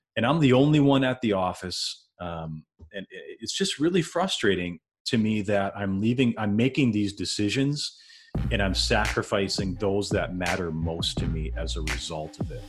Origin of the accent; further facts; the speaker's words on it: Wisconsin, United States; moved away as an adult; also born or lived in Minneapolis, Minnesota; I'm from Wisconsin, born and raised in Wisconsin, and in two thousand five, I moved over, uh, across state lines, went into the Minneapolis area